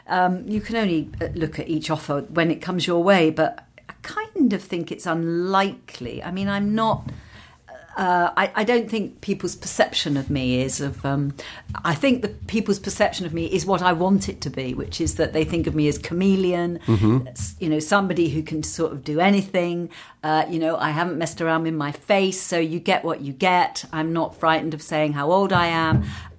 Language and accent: English; London, United Kingdom; born or raised there